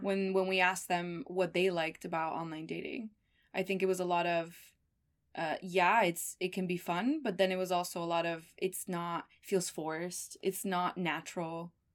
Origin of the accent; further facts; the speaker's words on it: Miami, Florida, United States; also born or lived in Argentina; I'm from Argentina, but I grew up in Miami